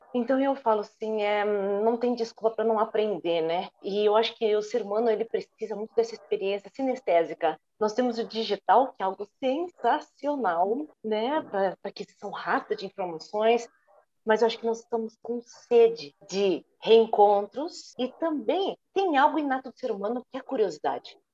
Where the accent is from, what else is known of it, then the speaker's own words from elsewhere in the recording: São Paulo, Brazil; Eu já nasci em São Paulo, moro em São Paulo, então mesmo assim, mesmo morando no interior hoje